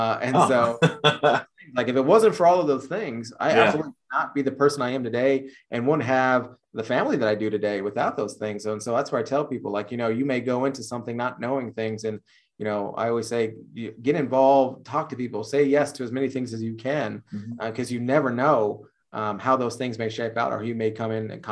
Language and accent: English; Netherlands; English is a second language; also born or lived in Texas; here I am, this kid, born and raised in the Netherlands, coming from Texas